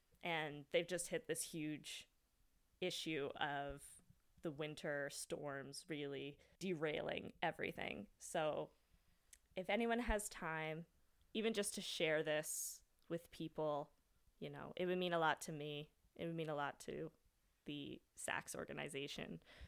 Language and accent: English; Sydney, Nova Scotia, Canada; born or raised there